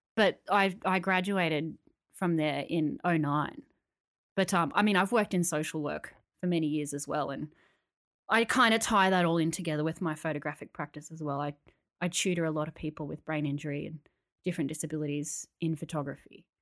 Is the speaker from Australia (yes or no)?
yes; Canberra, Australian Capital Territory, Australia; now in Sydney, Australia; when I moved to Sydney, 'cause I grew up in Canberra, when I moved to Sydney